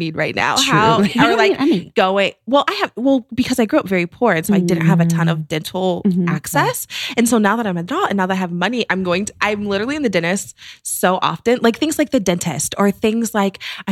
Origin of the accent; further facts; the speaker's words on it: Green, Ohio, United States; moved away; I grew up in Akron. I grew up in Green, Ohio, which is like a suburb of Akron